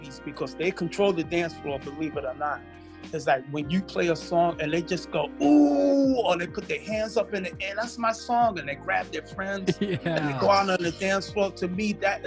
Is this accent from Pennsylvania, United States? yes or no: no; New York City, New York, United States; moved away as an adult; also born or lived in Long Island / Queens; now in Minnesota, United States; I'm originally from Brooklyn, New York. I was born in Brooklyn, New York. I also lived in Long Island and Queens before I came here to Minnesota